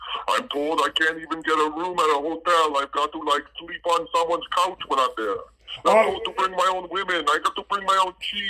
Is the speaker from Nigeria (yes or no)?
no; Saskatchewan, Canada; it's not that I don't love Saskatchewan, but people can't know that I'm from Saskatchewan or they think I'm, you know, puny like you guys.